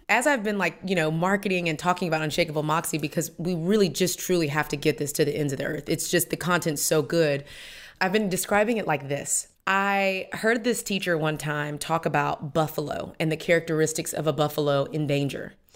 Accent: Houston, Texas, United States; moved away as an adult; now in Atlanta, United States; I'm from Houston, Texas

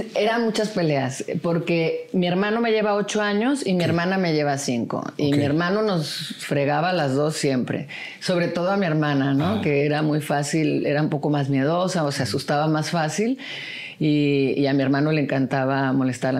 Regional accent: Puerto Vallarta, Jalisco, Mexico; moved away; also born or lived in Guadalajara; nací en Guadalajara, pero en realidad me crié en Puerto Vallarta

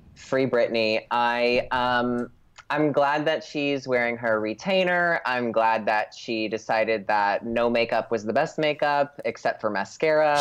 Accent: Scranton, Pennsylvania, United States; now in Los Angeles, United States; I literally was born at Mercy Hospital in Scranton

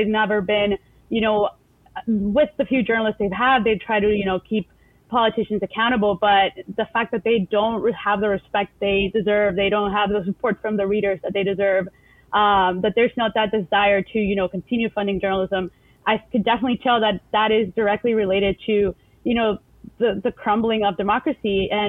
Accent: El Salvador; English is a second language; moved away as an adult; now in United States; Yeah, I grew up in El Salvador. I was there until I was 18, you know, went through K through 12. I went to an American school, so the American School of El Salvador.

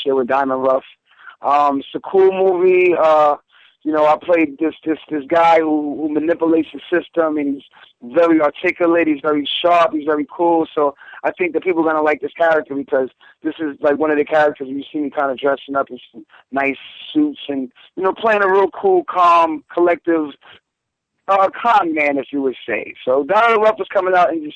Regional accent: New York City, New York, United States; I'm Jamaica, Queens.

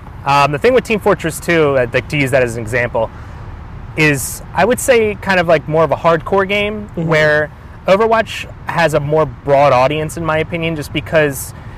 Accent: Pennsylvania, United States; I grew up in a small suburb of Pennsylvania. I'm 29 years old.

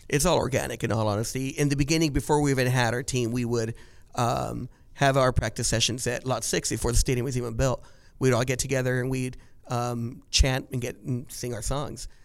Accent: Orange County, California, United States; growing up in Orange County

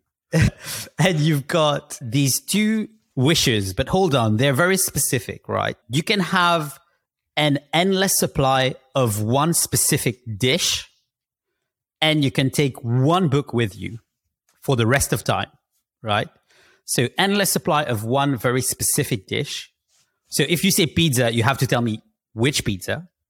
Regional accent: Mauritius; moved away; also born or lived in London; I come from Mauritius, which is a tropical island

